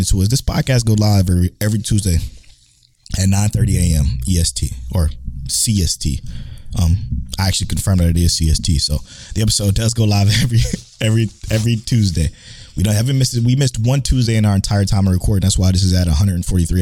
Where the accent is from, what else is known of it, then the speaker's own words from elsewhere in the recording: Cleveland, Ohio, United States; now in Houston, United States; I'm from Cleveland, Ohio as well